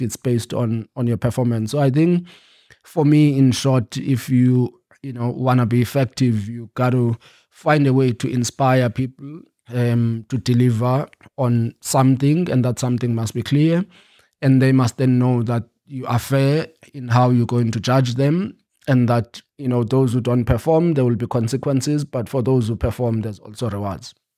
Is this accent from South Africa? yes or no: yes; Eastern Cape, South Africa; moved away; also born or lived in New York; I grew up in the Eastern Cape